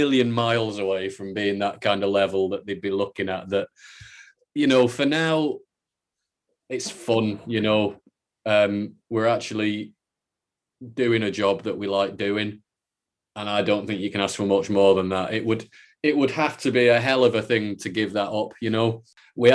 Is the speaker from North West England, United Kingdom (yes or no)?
yes; Salford, North West England, United Kingdom; moved away as an adult; now in Edinburgh, United Kingdom; I'm from Salford, down by Manchester.